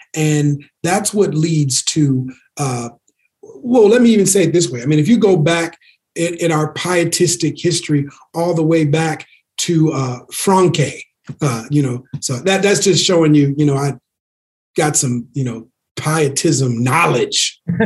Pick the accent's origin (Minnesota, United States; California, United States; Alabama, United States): Minnesota, United States; Minneapolis; my hometown, Minneapolis